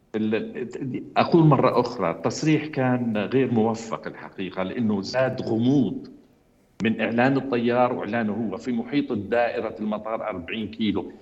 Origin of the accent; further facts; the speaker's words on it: Jordan; أنا كمواطن أردني